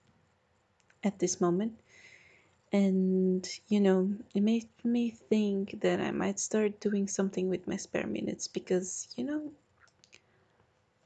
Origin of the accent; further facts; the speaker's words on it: Portugal; I'm from Portugal